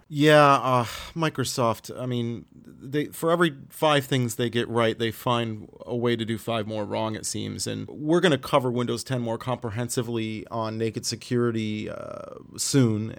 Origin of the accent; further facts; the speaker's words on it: Canada; as a Canadian